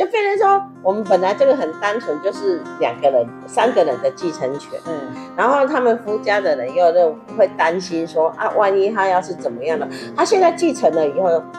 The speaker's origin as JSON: {"language": "Chinese", "country": "Taiwan", "said": "我们台湾人"}